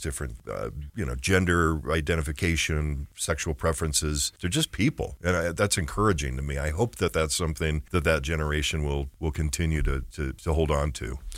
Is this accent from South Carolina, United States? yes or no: no; Orem, Utah, United States; I grew up in Orem, which was, uh, pretty much, um, you know, not diverse at all when I was a teenager